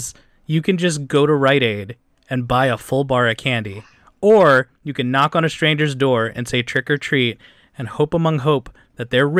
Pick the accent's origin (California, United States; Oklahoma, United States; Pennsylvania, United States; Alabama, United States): Pennsylvania, United States; Philadelphia; I grew up in Philadelphia.